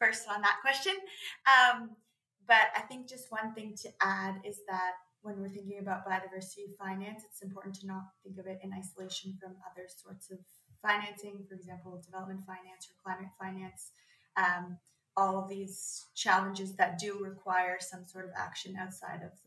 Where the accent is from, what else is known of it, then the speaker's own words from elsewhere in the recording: Canada; As a Canadian, it was nice to be having a conference like that in my home country.